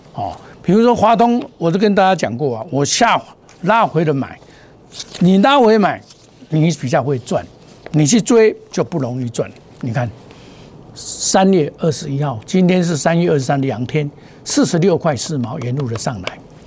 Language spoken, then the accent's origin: Chinese; Taiwan; 我是土生土长，我架杠的台湾人